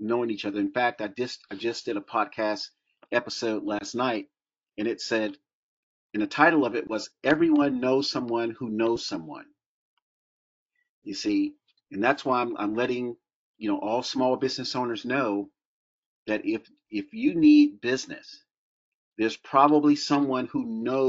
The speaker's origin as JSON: {"language": "English", "region": "Florida", "country": "United States", "tie": "born or raised there", "said": "growing up in Florida"}